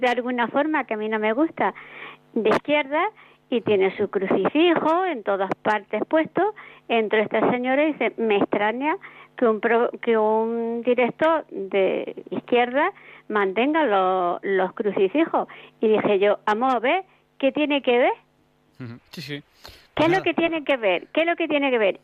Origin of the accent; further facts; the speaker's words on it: Andalusia, Spain; now in Madrid, Spain; yo soy de Andalucía